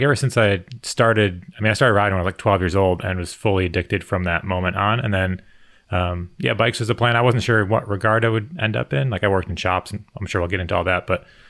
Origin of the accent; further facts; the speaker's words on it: Connecticut, United States; I grew up in Connecticut.